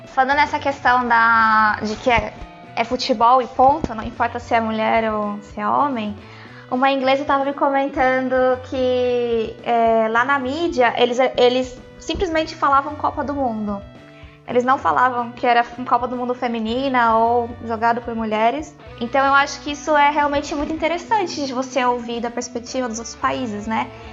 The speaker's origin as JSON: {"language": "Portuguese", "country": "Brazil", "also_born_or_lived": "Europe", "moved": "yes", "said": "A gente, como brasileiro"}